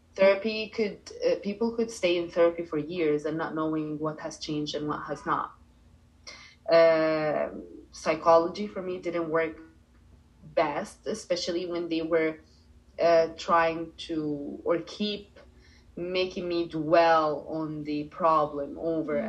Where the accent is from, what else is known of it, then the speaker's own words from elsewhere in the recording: Cairo, Cairo Governorate, Egypt; English is a second language; also born or lived in Dubai, United Arab Emirates; now in Bali, Indonesia; I grew up in Cairo, and then I moved to Dubai